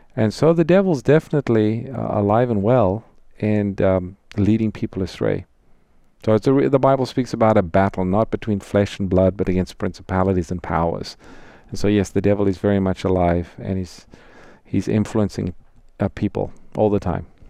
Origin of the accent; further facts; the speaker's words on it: South Africa; moved away; I'm from South Africa, grew up there